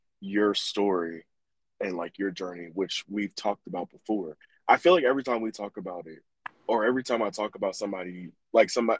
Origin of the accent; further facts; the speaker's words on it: Bear, Delaware, United States; also born or lived in Newark, Delaware; we moved from Newark and moved out to the Hood of Bear